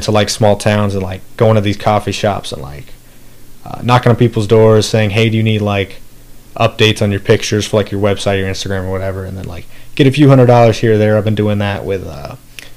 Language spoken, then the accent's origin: English; Charlotte, North Carolina, United States; I'm from Charlotte too. I've been here forever